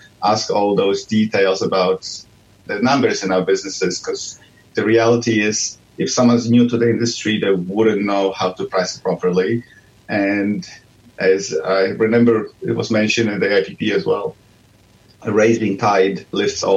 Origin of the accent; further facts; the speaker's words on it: Poland; moved away as an adult; now in Melbourne, Australia; I'm from Poland. I did my master's degree there in genetics